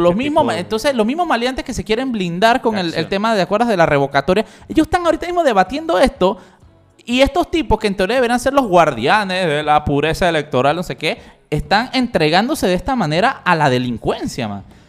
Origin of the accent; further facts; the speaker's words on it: Panama; somos los panameños